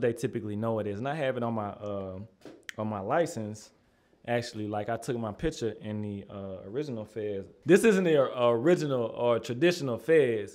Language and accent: English; Madison, Tennessee, United States; also born or lived in North Nashville, Tennessee; I grew up out in Madison. Like, that's where I was born and raised